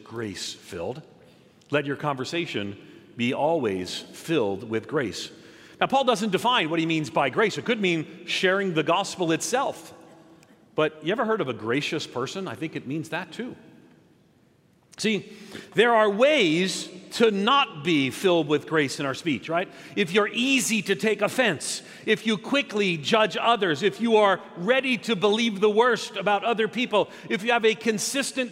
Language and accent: English; outside of New York City, United States; I grew up nominally Catholic in New York, outside of New York City